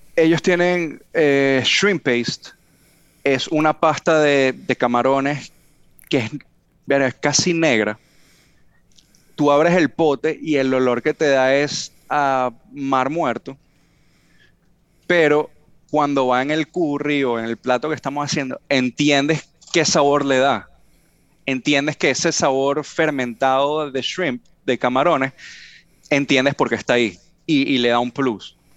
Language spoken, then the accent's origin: Spanish; Venezuela; now in California, United States; le digo venezolano